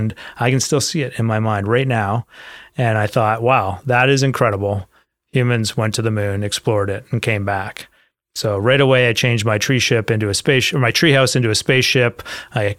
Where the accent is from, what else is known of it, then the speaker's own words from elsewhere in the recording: London, Ontario, Canada; I grew up on a farm in rural Ontario, outside of London, Ontario.